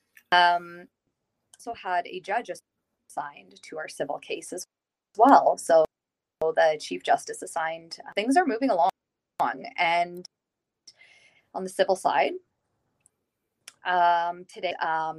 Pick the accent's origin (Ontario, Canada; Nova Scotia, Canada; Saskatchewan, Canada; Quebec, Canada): Saskatchewan, Canada; I am born and raised in Saskatchewan